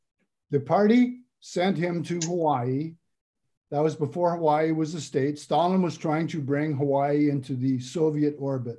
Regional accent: Canada; moved away as an adult; now in United States; I've been here continuously since 1977. When I grew up in Canada

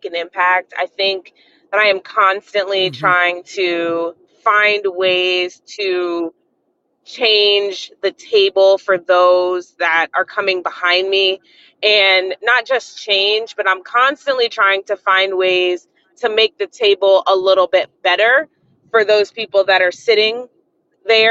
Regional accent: Maryland, United States; now in South Florida, United States; I grew up in Maryland, and so I am a Ravens fan by where I grew up

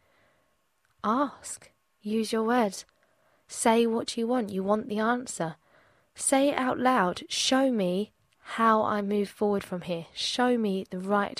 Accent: England, United Kingdom; Growing up in England

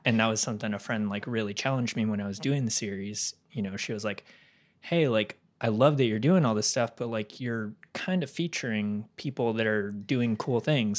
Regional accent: California, United States; moved away; I'm from California

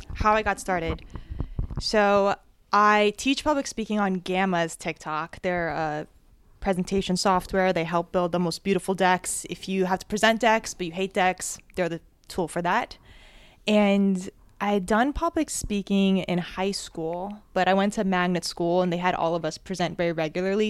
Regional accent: New Jersey, United States; I was born and raised in Jersey

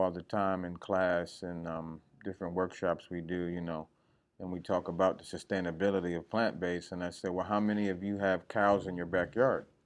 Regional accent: New Jersey, United States; moved away as an adult; now in Georgia, United States; Well, um, I come from New Jersey, but you know I've been in Georgia for about 20 years now.

